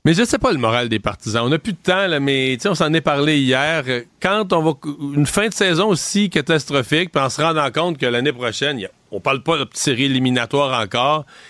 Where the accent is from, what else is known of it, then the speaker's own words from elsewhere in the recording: Quebec, Canada; pas chez nous au Québec.